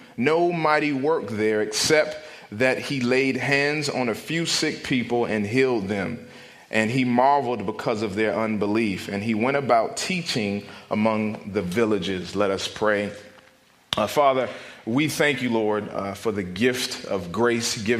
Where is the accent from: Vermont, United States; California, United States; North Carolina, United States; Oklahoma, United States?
North Carolina, United States; Raleigh; I'm from Raleigh, North Carolina